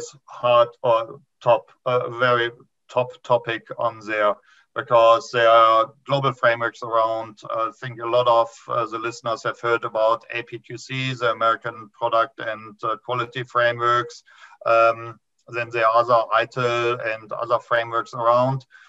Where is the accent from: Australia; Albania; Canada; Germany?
Germany; moved away as an adult; now in New Zealand; this is not a TV accent. I immigrated from Germany 15 years ago to New Zealand